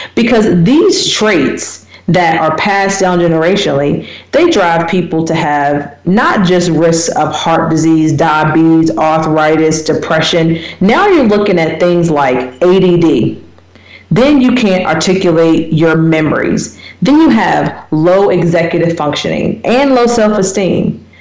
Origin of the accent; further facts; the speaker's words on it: United States; moved away as an adult; now in South Africa; I'm an American. I grew up in small town